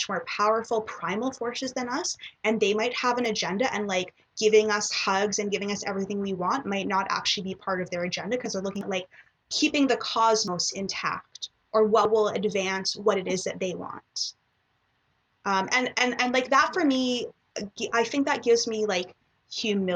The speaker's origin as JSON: {"language": "English", "town": "Toronto", "region": "Ontario", "country": "Canada", "tie": "born or raised there", "said": "I was born and raised in Toronto"}